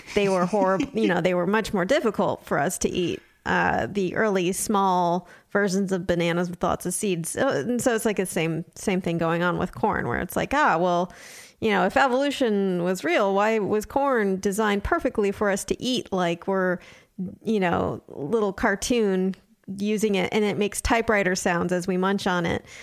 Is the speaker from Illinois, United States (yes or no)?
no; Southern California, United States; I grew up in Southern California